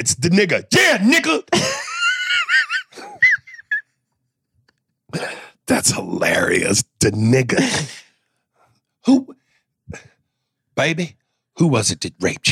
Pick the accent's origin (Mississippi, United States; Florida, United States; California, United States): Mississippi, United States; I'm from Mississippi